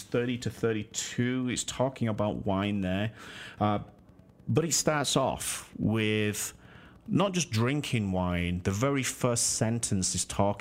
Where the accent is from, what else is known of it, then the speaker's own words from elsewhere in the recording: Yorkshire and the Humber, United Kingdom; from Yorkshire. My hometown right there